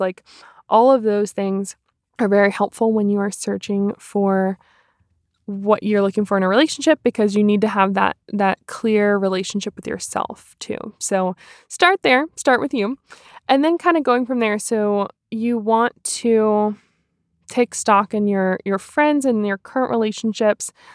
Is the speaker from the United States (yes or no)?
yes; Cary, North Carolina, United States; now in Hickory, United States; I'm from Cary, North Carolina originally. I currently live in Hickory, North Carolina.